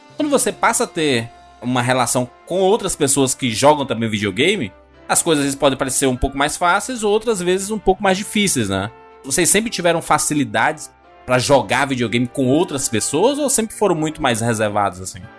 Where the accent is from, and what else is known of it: Northeast Region, Brazil